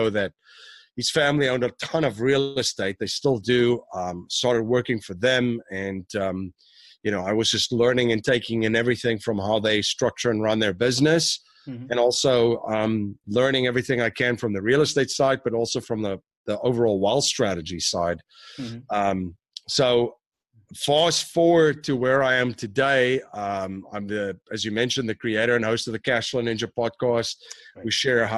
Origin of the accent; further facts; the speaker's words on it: South Africa; now in United States; I'm originally from South Africa. I came here in 2001.